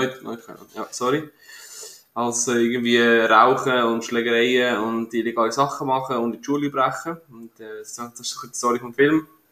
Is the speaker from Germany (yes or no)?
no; Switzerland; als Schweizer, äh, Durchschnittsbürger